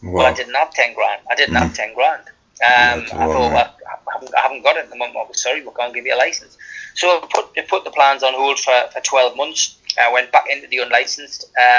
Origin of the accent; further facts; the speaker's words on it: South Shields, North East England, United Kingdom; born there; my hometown on the South Shields. Although I never lived there, I was born there.